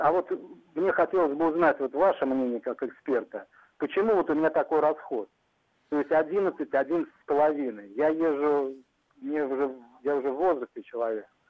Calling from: Tver, Tver Oblast, Russia; Я, я звоню из Твери, вот, в областном городе я живу.

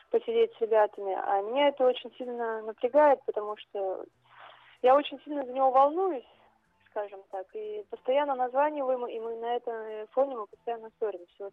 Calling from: Saint Petersburg, Russia; я звоню из Санкт-Петербурга.

